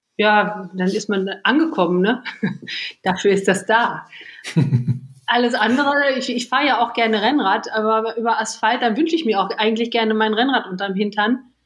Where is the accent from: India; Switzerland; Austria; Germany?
Germany; Lippe, North Rhine-Westphalia; also born or lived in Bad Pyrmont; now in Düsseldorf, Germany; Ich bin geboren in Bad Pyrmont und aufgewachsen im schönsten Lipperland.